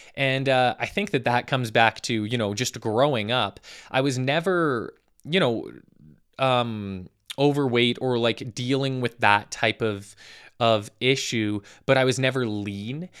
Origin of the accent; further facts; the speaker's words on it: Calgary, Alberta, Canada; I am from Calgary, Alberta, Canada. Born and raised